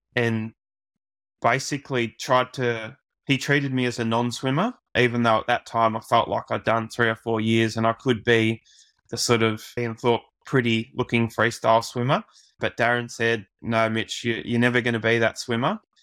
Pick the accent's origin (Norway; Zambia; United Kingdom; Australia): Australia; as an Aussie